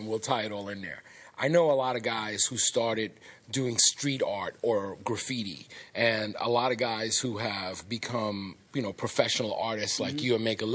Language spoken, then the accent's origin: English; New York, United States; coming from and growing up in New York